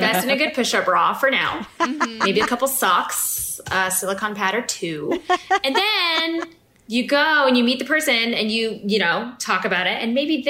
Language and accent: English; Fort Collins, Colorado, United States; born or raised there